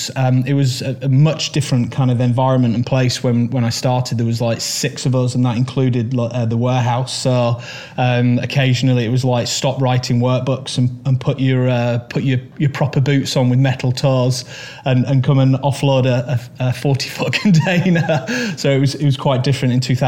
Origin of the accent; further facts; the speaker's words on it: Manchester, North West England, United Kingdom; I was born in Manchester. I lived on Marsden Moor and kind of Saddleworth Moor